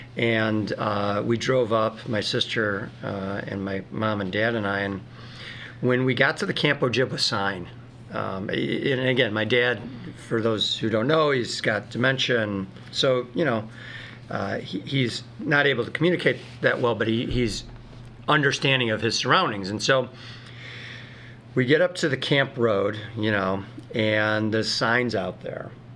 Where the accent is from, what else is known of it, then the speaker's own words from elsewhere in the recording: Northfield, Illinois, United States; I was a competitive kid growing up in Northfield